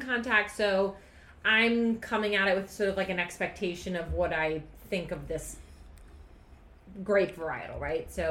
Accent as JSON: {"language": "English", "country": "Brazil", "tie": "born or raised there", "moved": "yes", "said": "Growing up in Brazil, I used to literally just dip my finger in the powder and eat the powder"}